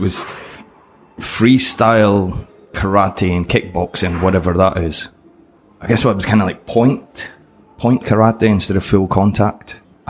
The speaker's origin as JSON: {"language": "English", "region": "Scotland", "country": "United Kingdom", "tie": "born or raised there", "said": "Yeah. So yeah, when I was in Scotland, I started, what, 5 year old or something?"}